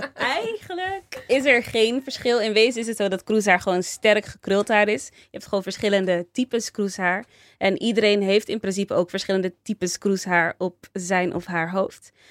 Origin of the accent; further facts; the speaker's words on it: Rotterdam, South Holland, Netherlands; also born or lived in Delft; En ik ben in Rotterdam geboren en getogen. Toen ging ik verhuizen naar Delft.